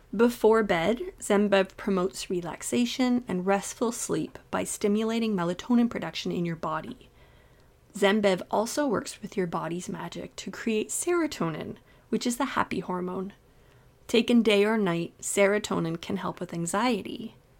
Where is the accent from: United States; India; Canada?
Canada; Toronto, Ontario; I'm from the Toronto area